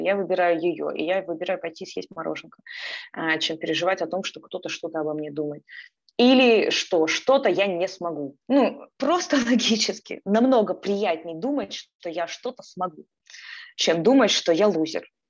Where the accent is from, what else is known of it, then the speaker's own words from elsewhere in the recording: Kyiv, Ukraine; moved away as an adult; now in Canada; Сама я из Киева, из Украины